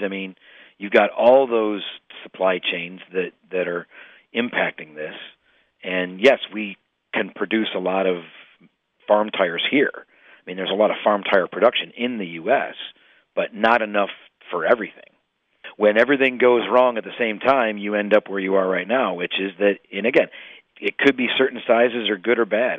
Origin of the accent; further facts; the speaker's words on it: Illinois, United States; I'm from Illinois